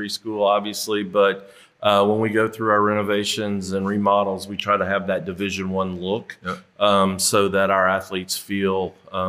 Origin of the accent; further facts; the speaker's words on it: Kansas City, United States; moved away as an adult; now in Memphis, United States; I grew up in Kansas City